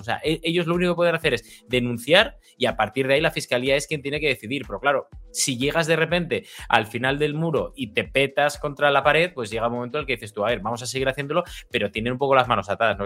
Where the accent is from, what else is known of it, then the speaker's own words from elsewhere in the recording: Spain; also born or lived in United States / England / Netherlands; yo vivo, soy español, vivo en España, pero también he vivido en, otros países, Estados Unidos, Inglaterra, Holanda